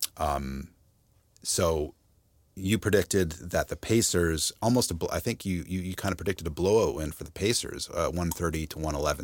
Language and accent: English; London, Ontario, Canada; moved away; my hometown of London, Ontario